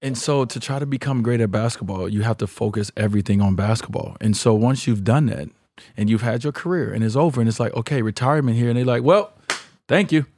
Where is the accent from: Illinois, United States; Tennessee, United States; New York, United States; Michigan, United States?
Illinois, United States; Chicago; I grew up in Chicago